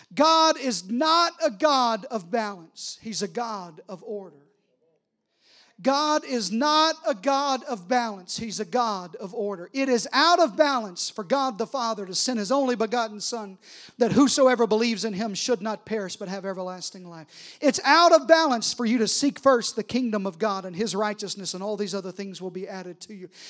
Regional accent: Arkansas, United States; I'm from Arkansas

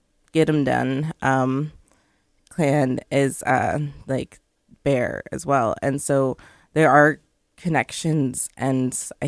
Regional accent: Aamjiwnaang First Nation, Ontario, Canada; I'm from the Amjanong First Nation.

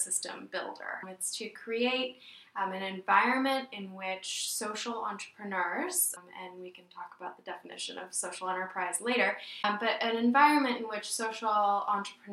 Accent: Oregon, United States; also born or lived in Dominican Republic; now in Providence, United States; I'm from Oregon, and I moved down to the Dominican Republic and then somehow found myself in Rhode Island

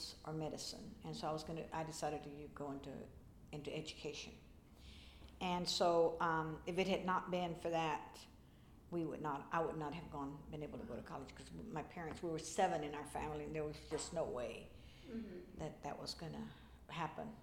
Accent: Lockhart, Texas, United States; also born or lived in Denton, Texas; now in Austin, United States; I was born and raised in Lockhart, Texas, 30 miles east of here.

